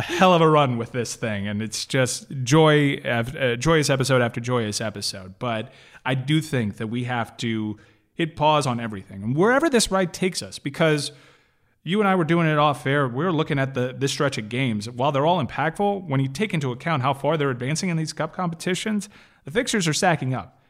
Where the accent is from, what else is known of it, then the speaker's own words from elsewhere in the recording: United States; as an American